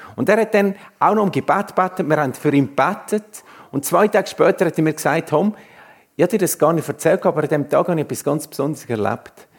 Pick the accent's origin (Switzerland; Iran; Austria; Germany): Switzerland; Swiss Plateau; moved away as an adult; now in Canton of Uri, Switzerland; ursprünglich im Mittelland aufgewachsen und seit über zehn Jahren im schönen Kanton Uri